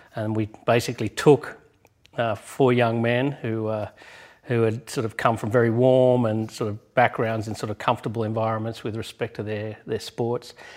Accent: Australia; moved away; my home country in Australia

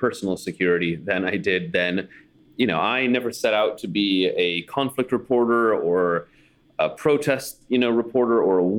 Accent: United States; moved away as an adult; also born or lived in Kyiv, Ukraine

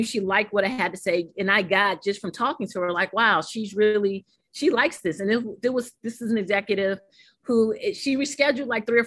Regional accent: New York City, New York, United States; also born or lived in St. Croix, U.S. Virgin Islands; St. Aloysius School growing up in Harlem, New York.

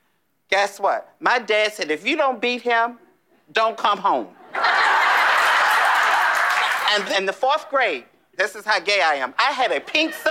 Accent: Danville, Virginia, United States; from Danville, Virginia. I am 53 years old. And I've been gay since I've been old enough to spell it.

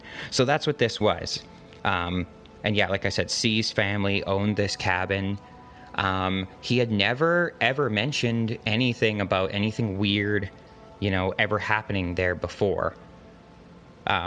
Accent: Alberta, Canada; I'm from Canada. Specifically, I'm from the province of Alberta

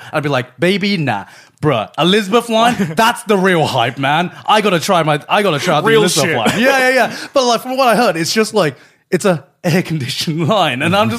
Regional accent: United Kingdom; moved away; a lot of British people, we speak about Nando's

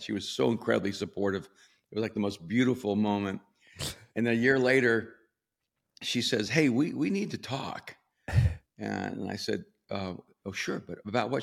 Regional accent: El Salvador; also born or lived in New York / Miami; now in Los Angeles, United States; I'm from El Salvador, lived in New York and Miami.

